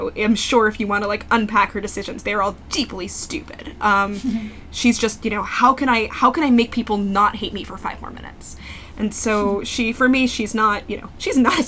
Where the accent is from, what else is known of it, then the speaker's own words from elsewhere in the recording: New York, United States; also born or lived in New England; I grew up in New York